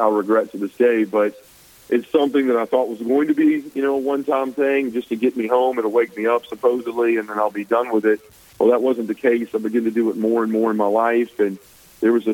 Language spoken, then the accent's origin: English; Memphis, Tennessee, United States; I grew up, was born and raised in Midtown Memphis